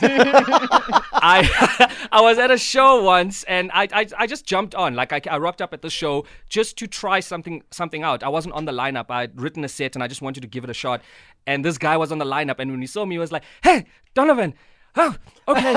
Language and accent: English; South Africa; moved away as an adult; now in Johannesburg, South Africa; growing up in Tata, speaking Xhosa, looking like a white kid